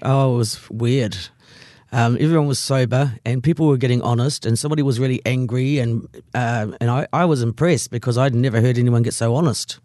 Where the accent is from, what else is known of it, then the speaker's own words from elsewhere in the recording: Christchurch, Canterbury, New Zealand; I grew up in Christchurch